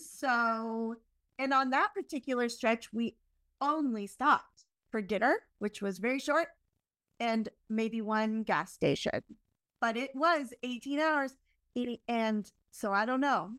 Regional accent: Canada; I'm Canadian

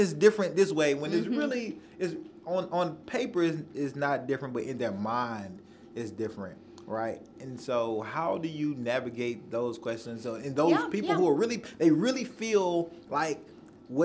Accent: Nashville, Tennessee, United States; born or raised there

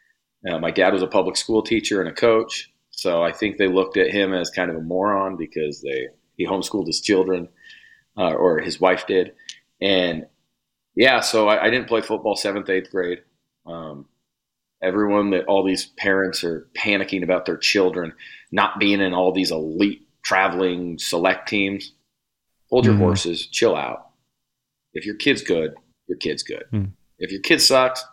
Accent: North Platte, Nebraska, United States; now in Omaha, United States; I was born and raised in North Platte, Nebraska, small town, like smack dab, middle of the country

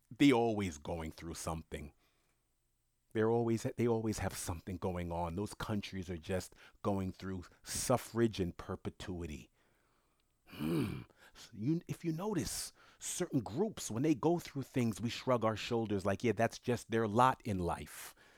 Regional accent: United States; I was born and raised in the United States of America

